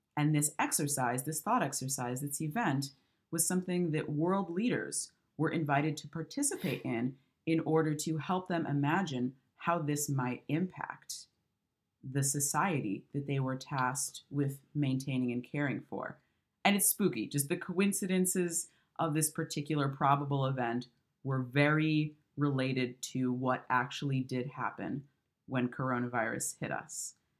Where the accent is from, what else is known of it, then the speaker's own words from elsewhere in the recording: Michigan, United States; moved away; I'm from the Midwest and migrated out here